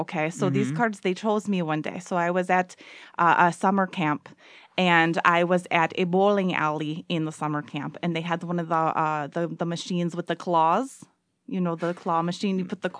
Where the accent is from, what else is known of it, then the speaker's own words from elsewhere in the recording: Green Bay, Wisconsin, United States; now in Milwaukee, United States; I was born and raised Green Bay.